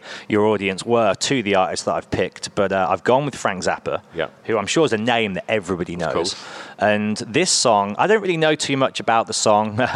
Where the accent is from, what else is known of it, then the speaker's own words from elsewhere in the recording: Birmingham, West Midlands, United Kingdom; you're from England, where are you from? And I say Birmingham without a doubt every time